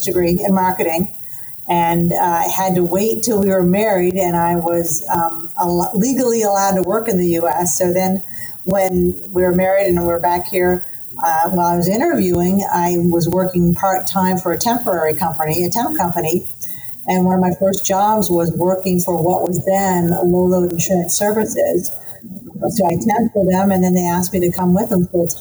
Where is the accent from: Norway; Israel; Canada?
Canada; Nova Scotia; moved away as an adult; now in Tampa, United States; I grew up in Nova Scotia, so my family's all still in Nova Scotia